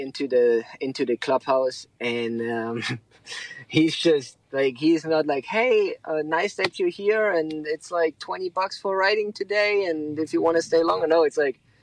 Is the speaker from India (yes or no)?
no; eastern Germany, between Leipzig and Dresden, Saxony, Germany; I'm from the east, like basically in between Leipzig and Dresden